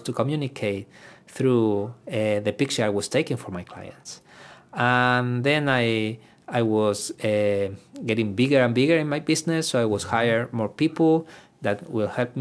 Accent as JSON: {"language": "English", "town": "Iquique", "region": "Tarapacá", "country": "Chile", "tie": "born or raised there", "first_language": "Spanish", "second_language": "English", "moved": "as an adult", "said": "Iquique, my hometown, is not a big city"}